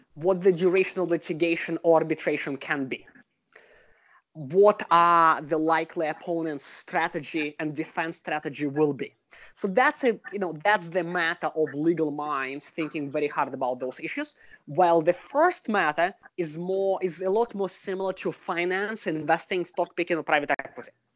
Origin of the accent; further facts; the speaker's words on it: Russia; moved away as an adult; now in United States; I'm originally from Russia and I was trained in Russia as a lawyer. I came to the US about 15 years ago.